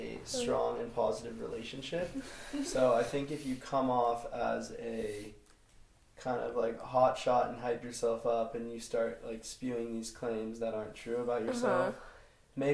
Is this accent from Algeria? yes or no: no; Santa Monica, California, United States; also born or lived in Australia; I'm from Santa Monica